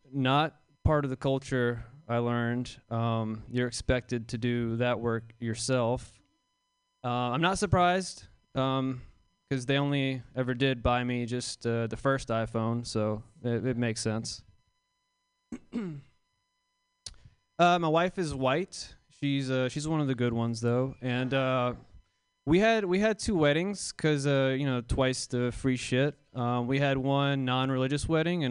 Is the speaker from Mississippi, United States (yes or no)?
yes; Jackson, Mississippi, United States; I'm from Jackson, Mississippi.